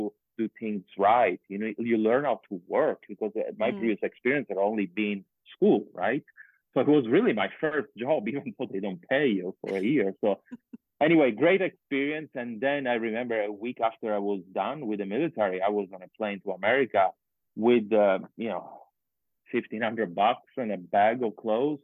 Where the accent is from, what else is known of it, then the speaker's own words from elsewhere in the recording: Sicily, Italy; moved away as an adult; also born or lived in Florida / California; I come from Sicily and there is mountains and everything.